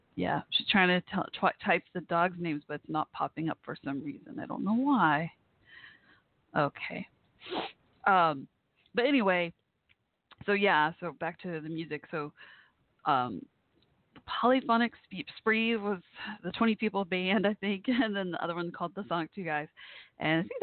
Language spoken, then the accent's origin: English; Texas, United States; from here, from Texas, my home state